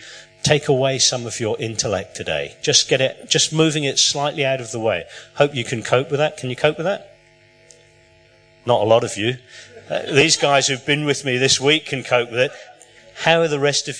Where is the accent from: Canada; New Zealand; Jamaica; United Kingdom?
United Kingdom; England; moved away; I was born in England.